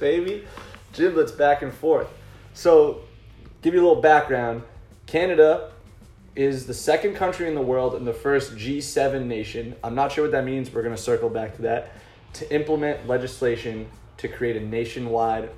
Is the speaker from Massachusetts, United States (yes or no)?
yes; Massachusetts, United States; I'm from Massachusetts.